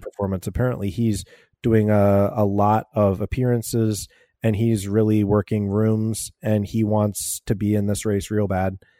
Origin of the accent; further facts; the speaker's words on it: United States; I'm American